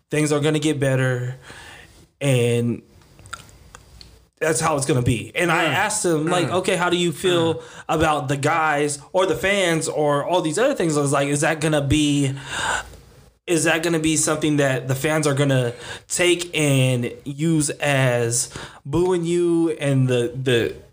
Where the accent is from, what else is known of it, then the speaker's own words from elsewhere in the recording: Seaside, California, United States; So, you know, we're from Seaside, California, Seaside High School.